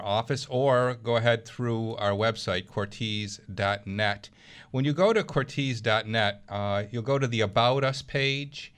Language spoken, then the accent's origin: English; Williamsville, New York, United States; also born or lived in Washington; Jack and I grew up together in Williamsville school system